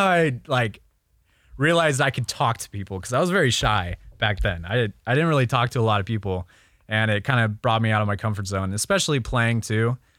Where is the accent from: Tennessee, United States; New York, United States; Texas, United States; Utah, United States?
Tennessee, United States; Memphis; So I grew up in Memphis, Tennessee. A little bit, not Nashville. A lot of people think Nashville, but...